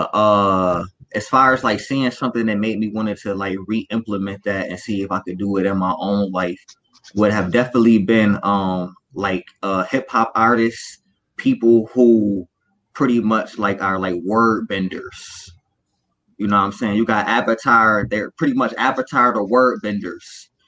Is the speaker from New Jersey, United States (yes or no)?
no; Buffalo, New York, United States; You know, I'm coming from Buffalo, New York.